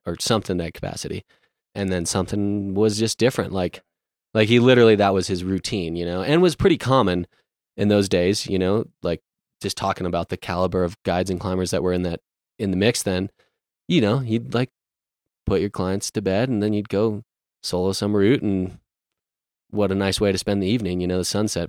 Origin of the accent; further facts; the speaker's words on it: Ridgway, Colorado, United States; I grew up in Ridgeway, Colorado